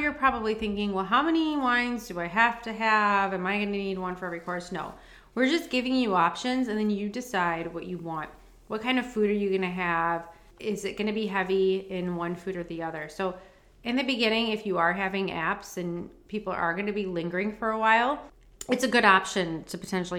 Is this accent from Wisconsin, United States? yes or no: yes; Milwaukee, Wisconsin, United States; We're from Milwaukee.